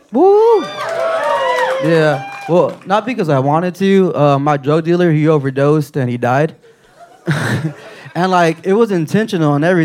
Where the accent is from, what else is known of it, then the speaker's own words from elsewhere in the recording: Rio Grande Valley, South Texas, United States; I'm from, like, a border town down in the Rio Grande Valley.